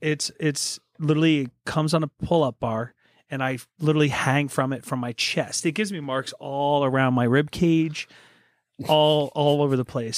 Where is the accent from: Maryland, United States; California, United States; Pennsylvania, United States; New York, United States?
Pennsylvania, United States; Poconos; I was born in the Poconos